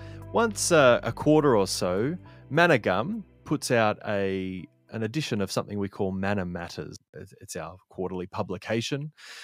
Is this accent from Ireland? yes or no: no; Sydney, New South Wales, Australia; now in Canimbla, Australia; I grew up in Sydney, Australia, but nowadays I find myself living on a farm, kind of a hobby farm type thing, in a place called Canimbla.